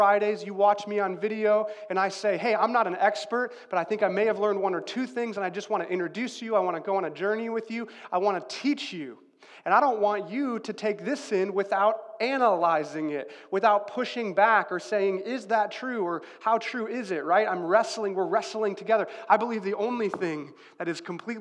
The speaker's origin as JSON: {"language": "English", "town": "Chicago", "region": "Illinois", "country": "United States", "tie": "born or raised there", "said": "I grew up in Chicago, Illinois, or outside of Chicago, Illinois"}